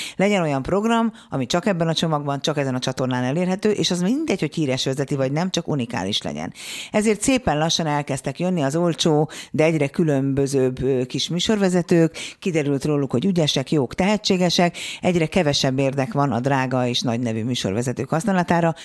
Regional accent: Hungary; mi a földrajzilag úgy szocializálódunk, hogy ne lók ki a sorból, ne dumálj bele, ne hallasd a hangod, maradj a tömegben, mert abból baj nem lehet. Biztonsági játékra nevelnek minket, én is így nevelkedtem.

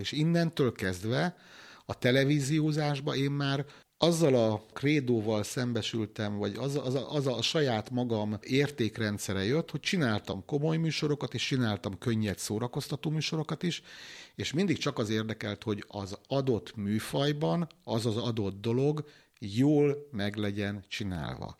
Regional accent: Hungary; vidéki faluból származom

